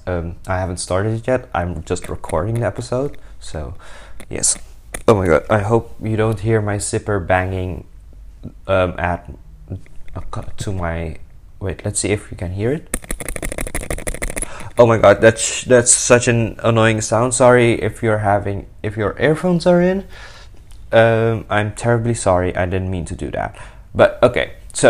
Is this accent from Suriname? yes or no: yes; Suriname; now in Rotterdam, Netherlands; I'm a 20-year-old young adult living in the Netherlands. I'm from Suriname